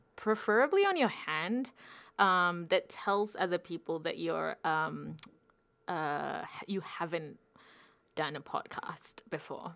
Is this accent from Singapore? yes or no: yes; Singapore; moved away as an adult; now in Wellington, New Zealand; I'm from Singapore.